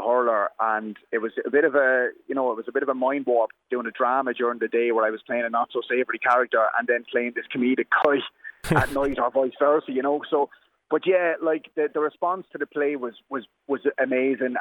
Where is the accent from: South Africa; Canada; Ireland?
Ireland; Waterford, Munster; I'm coming over from Waterford